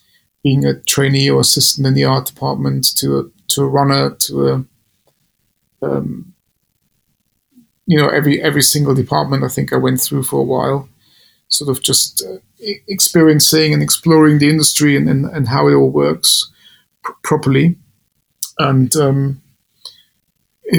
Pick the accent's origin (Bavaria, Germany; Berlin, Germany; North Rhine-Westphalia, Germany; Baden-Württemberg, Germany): Bavaria, Germany; Munich; moved away; a normal guy from Bavaria originally.